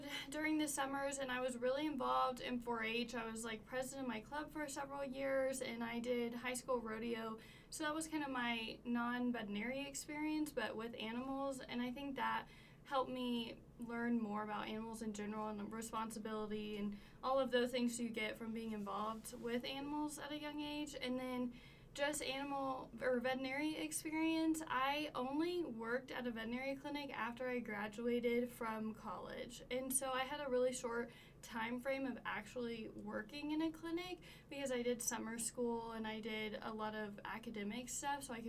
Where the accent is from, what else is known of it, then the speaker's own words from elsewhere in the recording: Southlake, Texas, United States; also born or lived in Stephenville, Texas / Gainesville, Texas; I grew up in Southlake, Texas